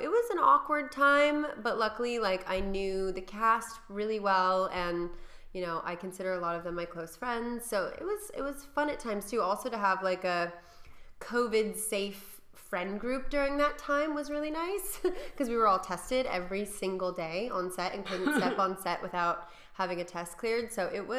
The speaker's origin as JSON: {"language": "English", "town": "Malibu", "region": "California", "country": "United States", "tie": "born or raised there", "also_born_or_lived": "the Valley, Los Angeles / Hollywood / New York / Beverly Hills", "lives_now": "Los Angeles, United States", "said": "when I was growing up in Malibu, it was very small town"}